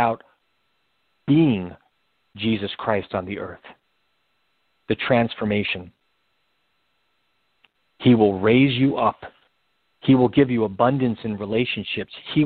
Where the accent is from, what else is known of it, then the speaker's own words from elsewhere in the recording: New York City, New York, United States; I was born in the Bronx, spent my summers in the Bronx. I live in New York